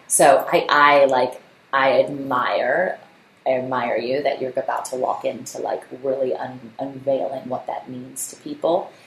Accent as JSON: {"language": "English", "town": "Virginia Beach", "region": "Virginia", "country": "United States", "tie": "born or raised there", "said": "my hometown city of Virginia Beach"}